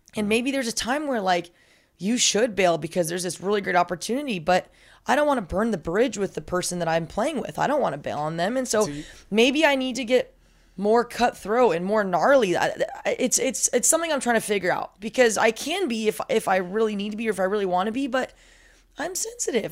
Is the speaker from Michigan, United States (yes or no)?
no; Southern California, United States; also born or lived in San Diego; I, I, am from Southern California, but I was commuting from San Diego